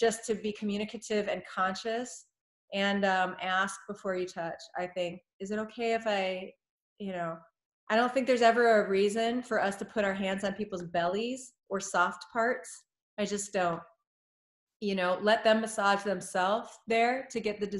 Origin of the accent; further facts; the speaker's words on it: United States; as an American